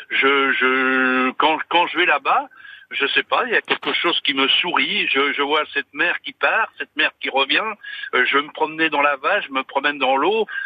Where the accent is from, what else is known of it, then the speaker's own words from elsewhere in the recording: Fécamp, Normandy, France; J'ai toujours été baigné dans un air marin parce que je suis de Fécamp.